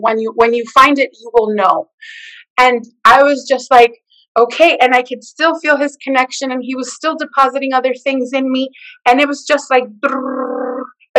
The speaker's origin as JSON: {"language": "English", "country": "El Salvador", "said": "And I connected with her because I'm from El Salvador."}